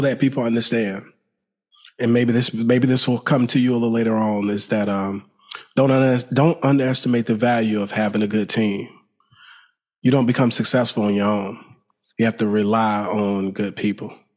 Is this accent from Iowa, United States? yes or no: no; Alabama, United States; now in Houston, United States; I'm from Alabama.